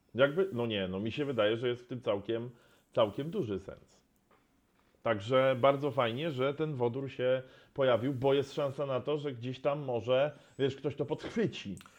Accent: Poznań, Greater Poland, Poland; ja z Poznania

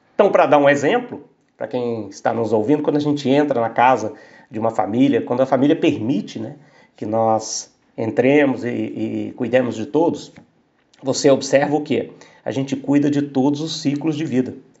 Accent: Aiuruoca, Minas Gerais, Brazil; Eu sou de Ayuro Oka, sul de Minas.

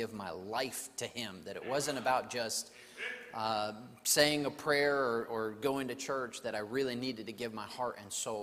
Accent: New Mexico, United States; also born or lived in Santa Fe, New Mexico / Albuquerque, New Mexico; I'm from New Mexico, and I grew up there. I was born in Santa Fe, grew up in New Mexico

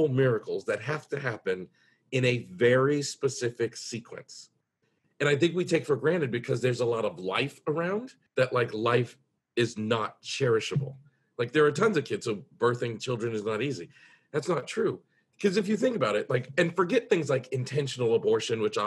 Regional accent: United States; I'm in America, I'm from the United States

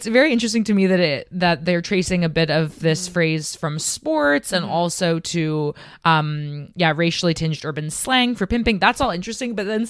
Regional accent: Canada; moved away as an adult; now in Amsterdam, Netherlands; I'm from Canada

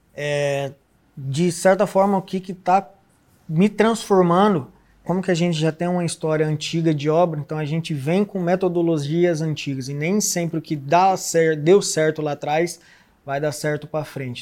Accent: Londrina, Paraná, Brazil; sou de Londrina, Paraná, nascido e criado lá

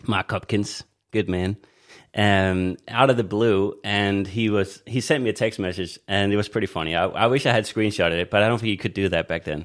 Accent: Denmark; moved away; also born or lived in Australia; I was born in Denmark on Jutland, uh, in Jutland

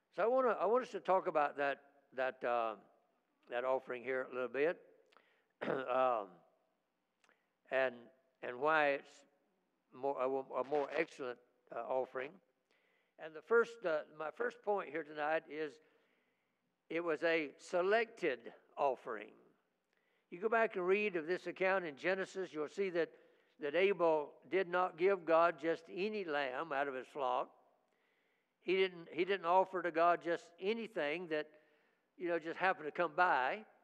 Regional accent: United States; I'm an American

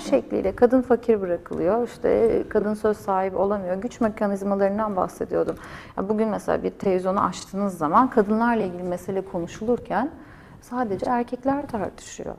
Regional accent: Turkey; first language Turkish; moved away

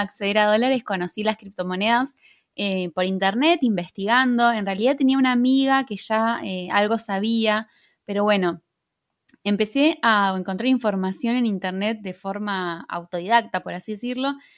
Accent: Argentina; yo soy de Argentina

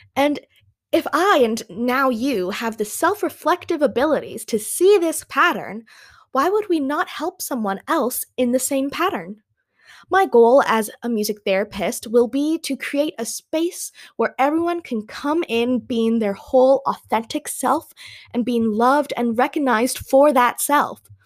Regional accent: Canada; first language English; I'm from Canada, eh?

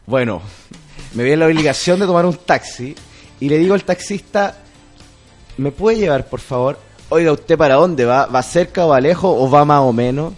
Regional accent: Chile; yo también soy chileno

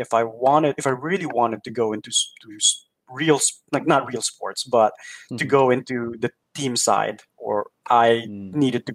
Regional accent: Philippines; moved away as an adult; also born or lived in New York / Durham, North Carolina; now in Milwaukee, United States; there weren't really a lot of opportunities back in the Philippines. There were some, but it was just really hard to get those roles. And so I told my parents that I was going to move to New York

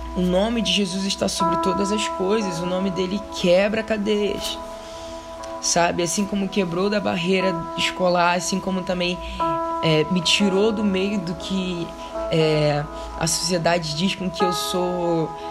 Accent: Rio de Janeiro, Brazil; eu moro e eu cresci numa das maiores favelas, maiores comunidades do Rio de Janeiro, vulgo complexo do alemão

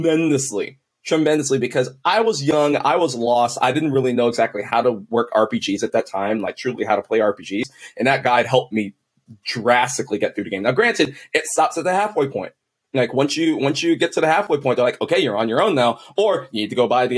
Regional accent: Texas, United States; also born or lived in Kansas City; I'm from Kansas City. We've lived in Texas for most of our lives. Okay. I was about to start high school and we moved back to Kansas City

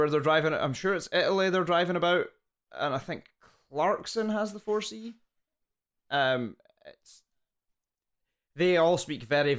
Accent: Scotland, United Kingdom; I'm a Scotsman.

